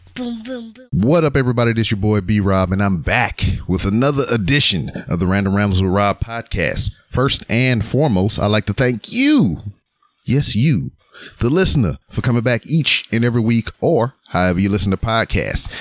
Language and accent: English; Louisiana, United States; now in Texas, United States; I'm from Louisiana